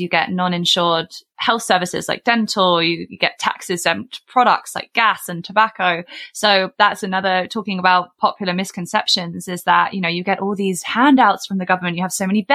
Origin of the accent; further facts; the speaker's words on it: United Kingdom; accent: British; moved away as an adult; now in Canada; my British accent and my, you know, I've only been here 7 years.